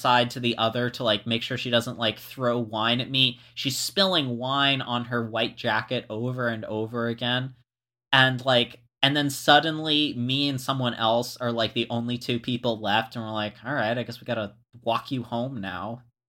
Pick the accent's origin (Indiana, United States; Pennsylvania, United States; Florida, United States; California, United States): Florida, United States; moved away; I was from Florida